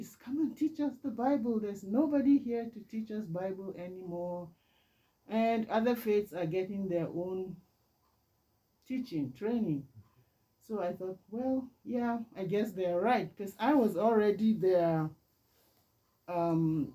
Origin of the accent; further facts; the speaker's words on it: Nigeria; moved away as an adult; now in Canada; I was born and raised in Nigeria many years ago